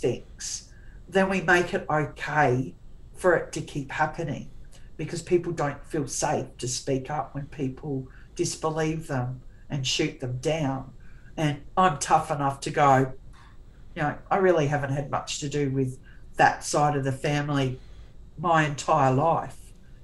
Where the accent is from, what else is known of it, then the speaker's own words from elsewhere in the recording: Tasmania, Australia; I was born in Tassie, and we'd drive around Burnie